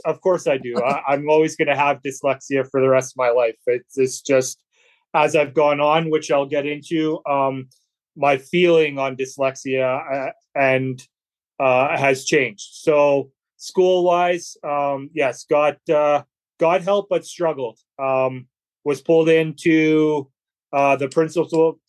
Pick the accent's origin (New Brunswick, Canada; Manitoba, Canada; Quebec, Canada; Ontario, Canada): Manitoba, Canada; Brandon; now in Melita, Canada; I'm originally from Brandon, Manitoba, Canada, but I live now in Melitta, Manitoba, Canada.